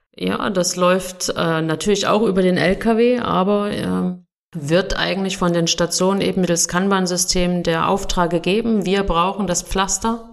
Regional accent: Germany; now in Switzerland; bin ich Deutsche

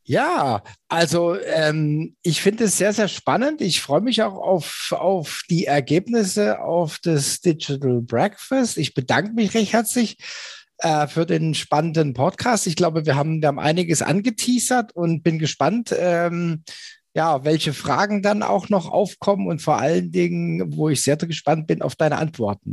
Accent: Germany; als Deutscher

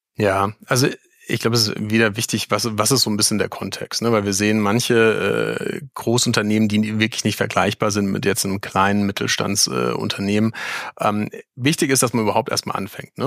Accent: Mainz, Rhineland-Palatinate, Germany; ich als gebürtiger Mainzer

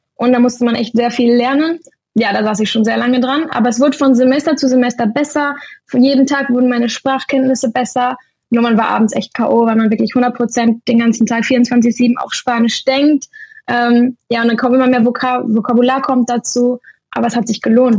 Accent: Germany; moved away as an adult; now in Spain; Deutschland ist zwar meine Heimat

